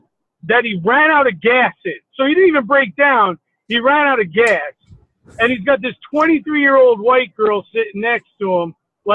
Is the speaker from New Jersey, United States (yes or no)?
yes; Maplewood, New Jersey, United States; I grew up in Maplewood.